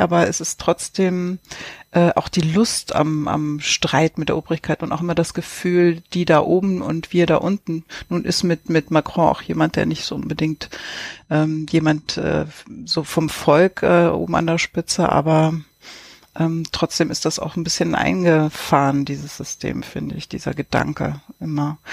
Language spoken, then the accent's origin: German; Lübeck, Schleswig-Holstein, Germany; moved away; als ich in Travemünde noch gelebt habe als Kind